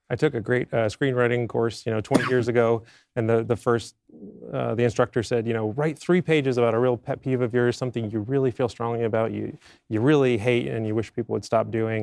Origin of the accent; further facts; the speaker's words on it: Maine, United States; moved away; I'm from Maine originally